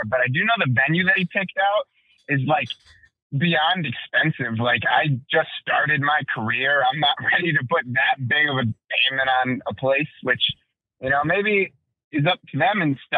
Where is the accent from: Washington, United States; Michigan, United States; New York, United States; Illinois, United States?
Illinois, United States; Chicago; Born and raised in Chicago